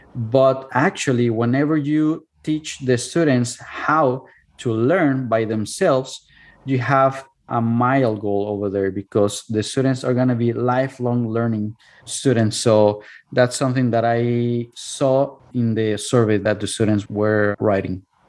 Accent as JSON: {"language": "English", "town": "Cuernavaca", "region": "Morelos", "country": "Mexico", "tie": "born or raised there", "second_language": "English", "moved": "as an adult", "lives_now": "United States", "said": "my hometown which is cuernavaca"}